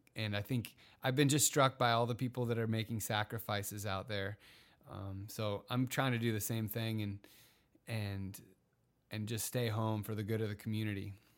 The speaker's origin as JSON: {"language": "English", "town": "Encinitas", "region": "California", "country": "United States", "tie": "born or raised there", "said": "My hometown of Encinitas, Cardiff"}